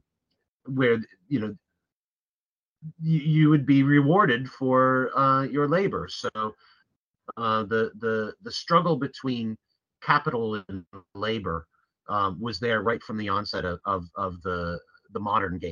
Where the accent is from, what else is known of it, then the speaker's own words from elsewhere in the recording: United States; also born or lived in London; as an American